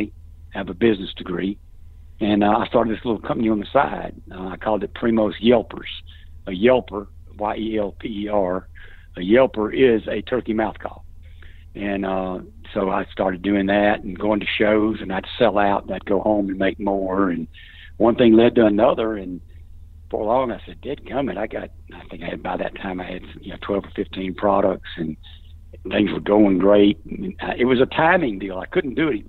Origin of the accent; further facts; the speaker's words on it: Jackson, Mississippi, United States; I was born here in the Jackson, Mississippi area to a very extended large family